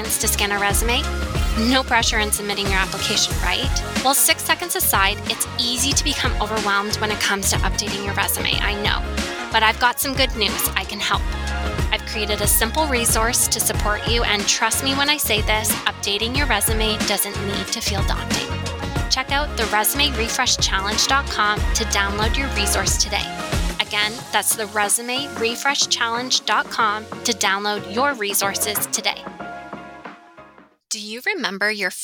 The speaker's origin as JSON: {"language": "English", "region": "Ontario", "country": "Canada", "moved": "yes", "lives_now": "Western Canada", "said": "I'm from Ontario. Toronto is in Ontario. So I'm from that area."}